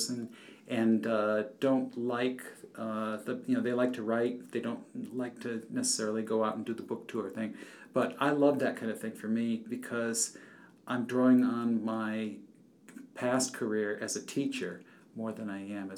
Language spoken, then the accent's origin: English; Norwich, Connecticut, United States; my hometown of Norwich, Connecticut.